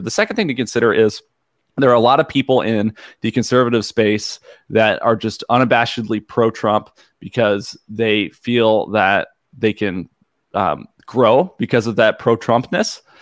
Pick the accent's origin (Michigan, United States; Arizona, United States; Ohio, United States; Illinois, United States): Illinois, United States; I grew up in Illinois